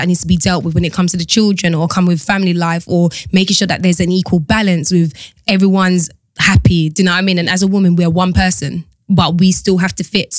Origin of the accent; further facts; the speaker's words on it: Jamaica; I'm Jamaican.